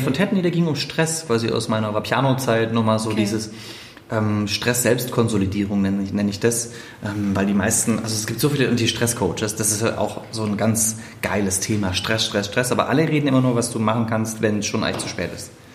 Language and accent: German; Stuttgart, Baden-Württemberg, Germany; accent: Swabian; moved away; also born or lived in Saxony; nach Stuttgart in meine Heimatstadt.